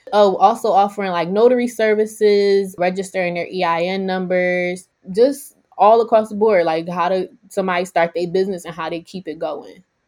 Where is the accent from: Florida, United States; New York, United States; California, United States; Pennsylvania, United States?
Pennsylvania, United States; Philadelphia; I'm from Alney